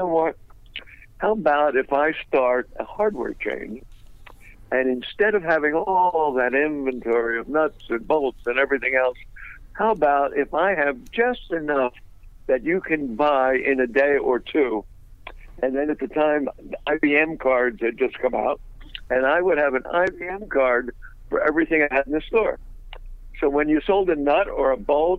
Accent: Philadelphia, Pennsylvania, United States; moved away; also born or lived in Orlando, Florida; I was originally from Philadelphia

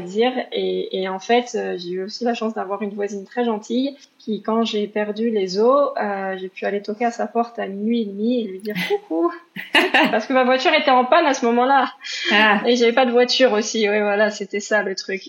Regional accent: Paris region, Île-de-France, France; moved away as an adult; also born or lived in Mayenne, France; now in Canada; je suis pas de la Mayenne, je viens de région parisienne à la base

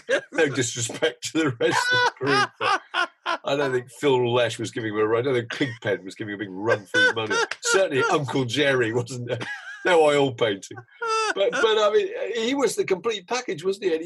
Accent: Hampshire, South East England, United Kingdom; Southerners, we're from Hampshire

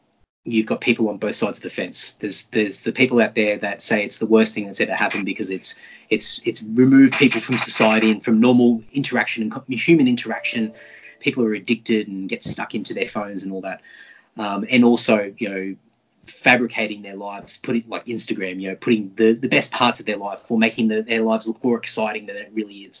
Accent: Brisbane, Queensland, Australia; I grew up in Brisbane and we had some really amazing record stores back in the day

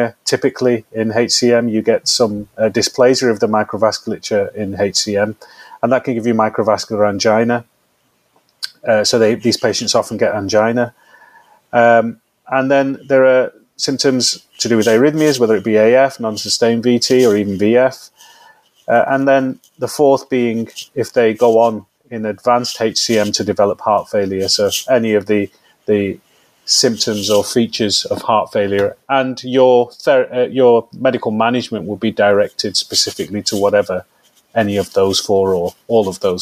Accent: Manchester, North West England, United Kingdom; I am a diehard Mancunian, born and bred in this city, been here all my life.

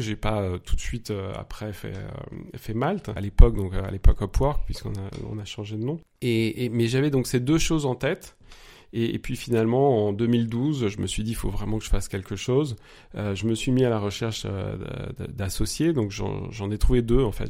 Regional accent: near Paris, Île-de-France, France; moved away as an adult; also born or lived in Nice, France / Mexico; now in Munich, Germany; je suis né pas loin de Paris. J'ai grandi là-bas

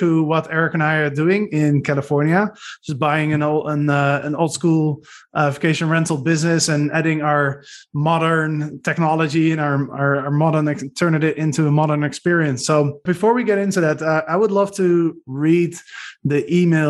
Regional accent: Arnhem, Gelderland, Netherlands; I grew up in Arnhem

